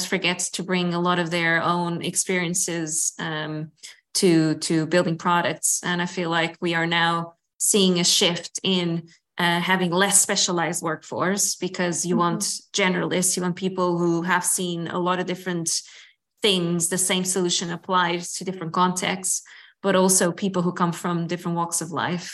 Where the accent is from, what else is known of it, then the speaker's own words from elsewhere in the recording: Lisbon, Portugal; in my hometown